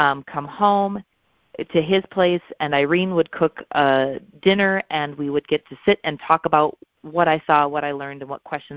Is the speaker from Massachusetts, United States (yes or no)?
no; Watertown, South Dakota, United States; moved away as an adult; also born or lived in St. Paul, Minnesota; now in Sioux Falls, United States; I grew up in South Dakota